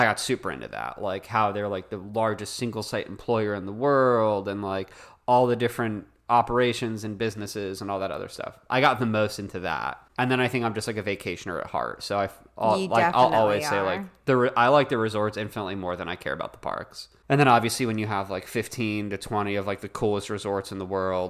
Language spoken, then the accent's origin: English; Florida, United States; And this girl was like, oh, I want to go to Disney. I'm from South Florida.